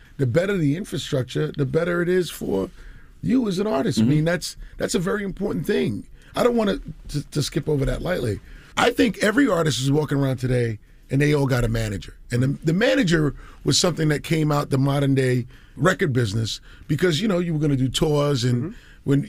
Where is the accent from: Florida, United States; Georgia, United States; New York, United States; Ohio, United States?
New York, United States; Queens; because I'm a kid from Queens, 5 colleges in 2 years, didn't graduate